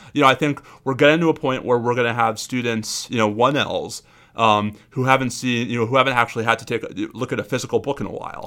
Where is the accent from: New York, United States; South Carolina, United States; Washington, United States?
New York, United States; moved away; the New Yorker in me